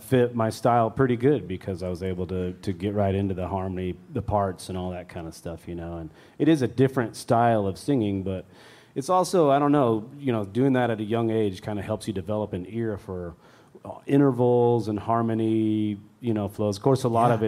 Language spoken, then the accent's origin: English; near Weiser, Idaho, United States; I grew up near Weezer, which is 40 miles